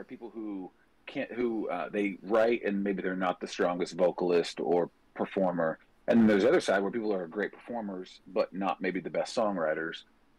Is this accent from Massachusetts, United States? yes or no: no; Ohio, United States; moved away as an adult; also born or lived in Fairmont, West Virginia / Parkersburg, West Virginia; now in Nashville, United States; I live in Nashville. Yeah, I live in Nashville, but I was born in West Virginia, and I grew up in Ohio. I've only been in Nashville for about 2 years now.